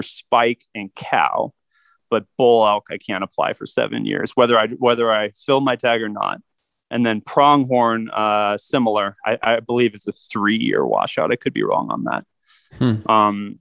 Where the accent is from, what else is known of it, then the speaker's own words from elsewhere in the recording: Phoenix, Arizona, United States; I'm a third generation Phoenician, born and raised in Phoenix, Arizona